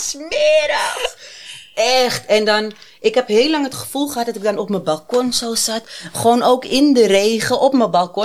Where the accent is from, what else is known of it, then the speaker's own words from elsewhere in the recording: Amsterdam, North Holland, Netherlands; Ik ben 37 en ik kom uit Amsterdam